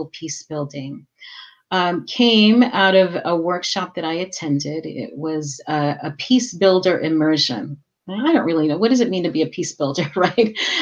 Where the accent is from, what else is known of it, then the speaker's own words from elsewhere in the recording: New York, United States; I was born and raised in New York, and my family is of Puerto Rican descent